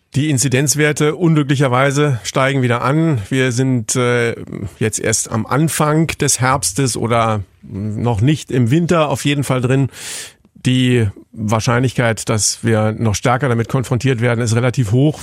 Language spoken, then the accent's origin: German; Berlin, Germany; ich bin Berliner